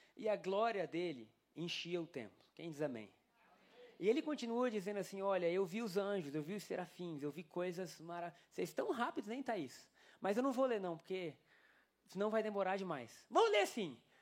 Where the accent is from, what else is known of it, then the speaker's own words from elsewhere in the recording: Brazil; Somos brasileiros